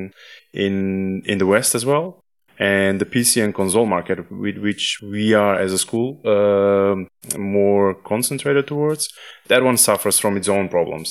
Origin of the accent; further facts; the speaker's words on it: North Macedonia; I come from Macedonia